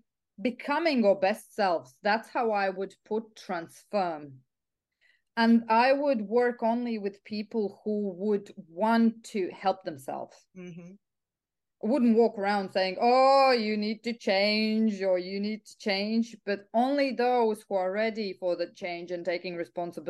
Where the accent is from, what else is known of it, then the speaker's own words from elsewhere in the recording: Riga, Latvia; also born or lived in England / Italy; now in Ireland; I'm originally from Latvia, from Riga, Europe. But I'm quite of an expat, so I lived in England, I lived in Italy, I lived in Ireland.